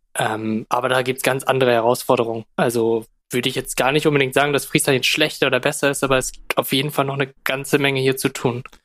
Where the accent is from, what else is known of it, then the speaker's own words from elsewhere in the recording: Zetel, Lower Saxony, Germany; moved away; Ich bin mit Corona wieder so ein bisschen zurück nach Friesland gezogen, bin halt hier aufgewachsen in Zetel